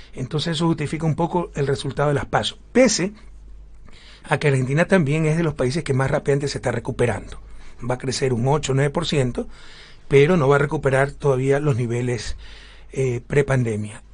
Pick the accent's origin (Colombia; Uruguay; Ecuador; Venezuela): Ecuador